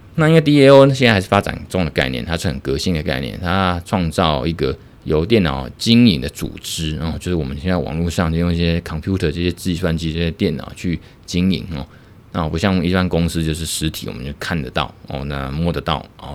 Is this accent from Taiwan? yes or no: yes; Taiwan; 我们台湾这边